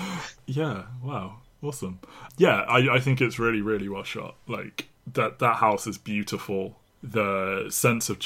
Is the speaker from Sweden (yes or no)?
no; England, United Kingdom; as an English person